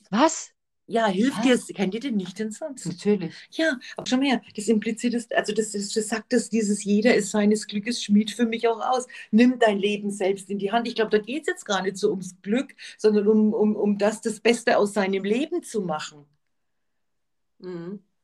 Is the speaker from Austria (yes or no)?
yes; Austria; Darf ich als Österreicherin kurz sagen